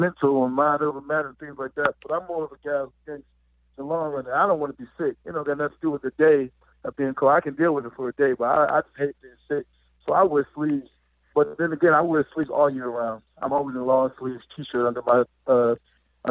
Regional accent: Pittsburgh, Pennsylvania, United States; moved away as an adult; I'm from Pittsburgh

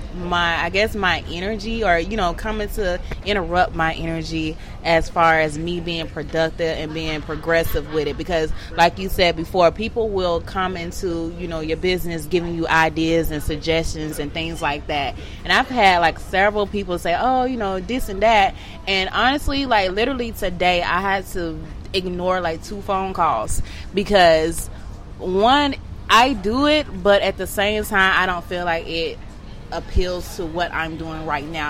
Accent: Atlanta, Georgia, United States; I'm from Atlanta. I'm from Bankhead

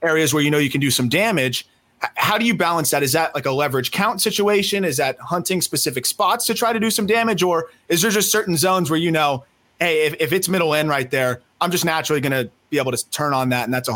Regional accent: South Florida, United States; I grew up in South Florida

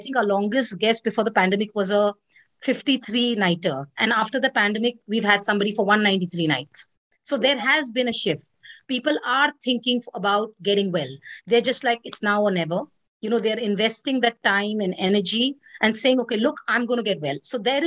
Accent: India; I'm Indian

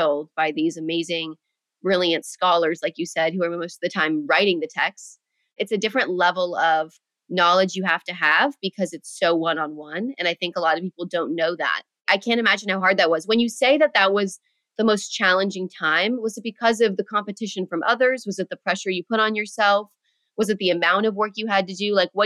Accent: United States

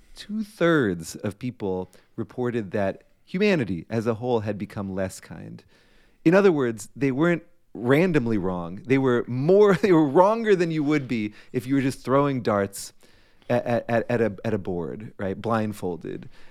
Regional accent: Framingham, Massachusetts, United States; when I was eighteen, basically Framingham, Massachusetts was my entire world

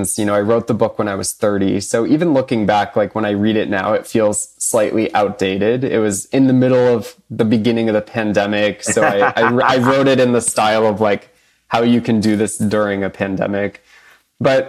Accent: Boston, Massachusetts, United States; I'm a New England boy at heart

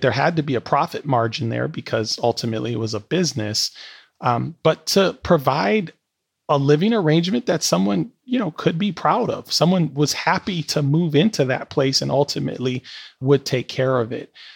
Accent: Milwaukee, Wisconsin, United States; moved away as an adult; Milwaukee's still my hometown

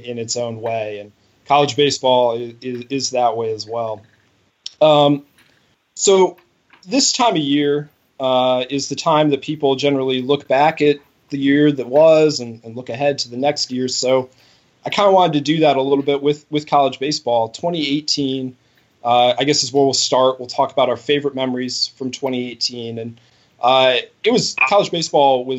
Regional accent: Cleveland, Ohio, United States; as a kid of the Midwest

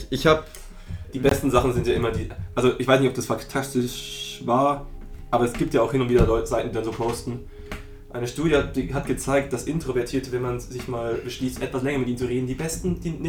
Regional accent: Augsburg, Bavaria, Germany; ich komme aus Augsburg.

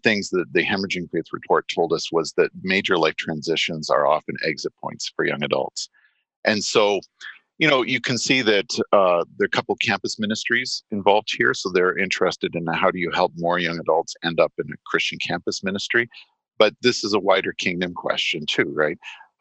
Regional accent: Stratford, Ontario, Canada; I grew up in Stratford, Ontario

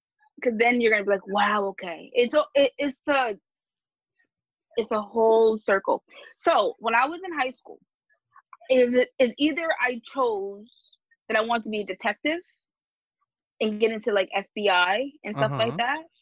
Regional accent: Suffolk County, Long Island, New York, United States; I'm from Suffolk. I'm from Suffolk County in Long Island. And I live in Suffolk

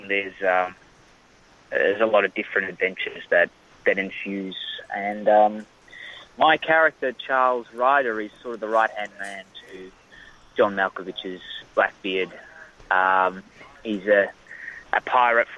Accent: Australia; accent: Australian; moved away as an adult; also born or lived in Sweden; now in Los Angeles, United States; when we moved to Australia

